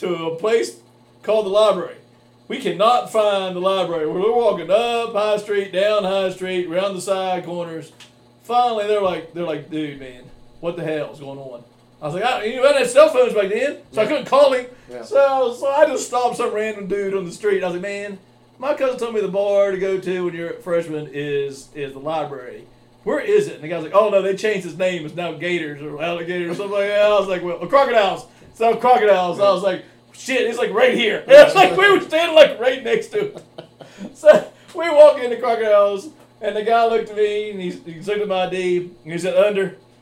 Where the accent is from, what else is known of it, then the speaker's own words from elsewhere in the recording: Oak Hill, West Virginia, United States; from Oak Hill, West Virginia